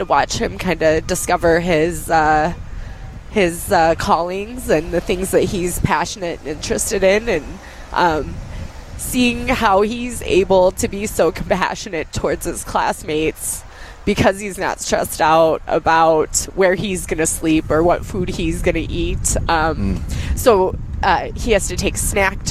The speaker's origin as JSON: {"language": "English", "region": "Colorado", "country": "United States", "tie": "born or raised there", "moved": "as an adult", "lives_now": "Minnesota, United States", "said": "I grew up in Colorado and just had a turbulent childhood, and just through career changes ended up in Minnesota"}